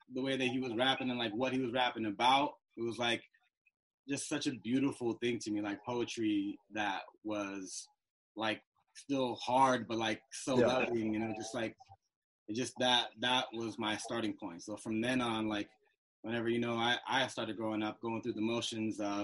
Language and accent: English; San Antonio, Texas, United States; now in Los Angeles, United States; I'm from San Antonio